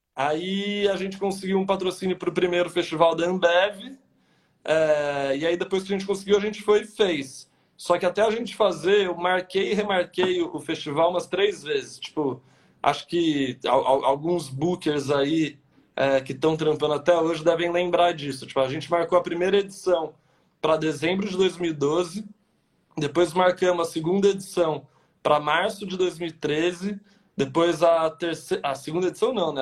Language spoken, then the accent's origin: Portuguese; São José do Rio Pardo, São Paulo, Brazil; moved away as an adult; now in São Paulo, Brazil; eu sou do interior de São Paulo, de uma cidadezinha que chama São José do Rio Pardo